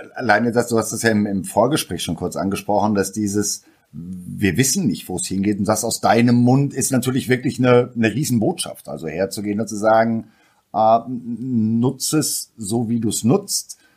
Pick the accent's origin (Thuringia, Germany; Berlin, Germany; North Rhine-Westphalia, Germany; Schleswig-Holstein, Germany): North Rhine-Westphalia, Germany; Ruhr area; bin ich aus dem Ruhrpott und da redet man vielleicht auch die Sätze und die Worte ein bisschen einfacher